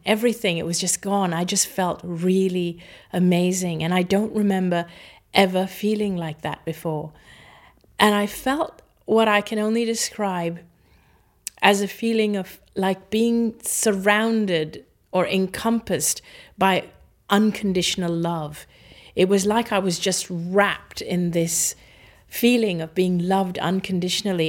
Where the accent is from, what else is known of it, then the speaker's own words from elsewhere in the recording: Hong Kong; also born or lived in Singapore; I grew up in Hong Kong